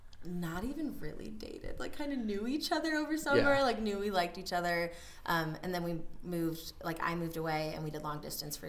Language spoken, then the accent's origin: English; Reno, Nevada, United States; also born or lived in Los Angeles; we were both born and raised in Reno